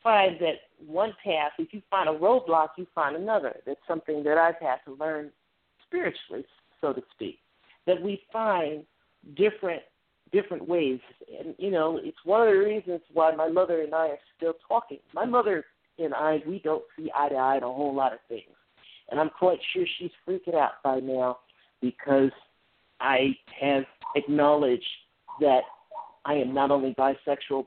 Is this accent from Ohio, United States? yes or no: yes; Ohio, United States; moved away; we're both from Ohio